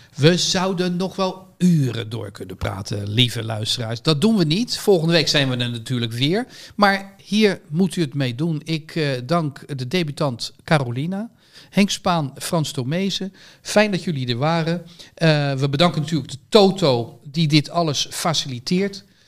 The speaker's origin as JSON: {"language": "Dutch", "country": "Netherlands", "said": "als Nederlander"}